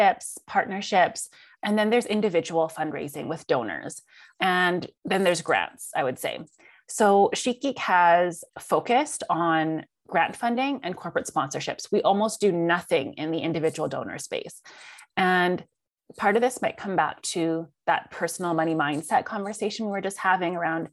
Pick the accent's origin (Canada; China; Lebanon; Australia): Canada; I'm Chinese Canadian. My dad is a first generation immigrant. My mom was born here in Canada